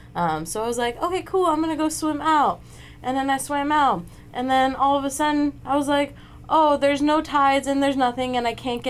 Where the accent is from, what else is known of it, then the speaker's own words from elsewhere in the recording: Los Angeles, California, United States; I'm from Los Angeles, so a lot of my childhood was spent going to the ocean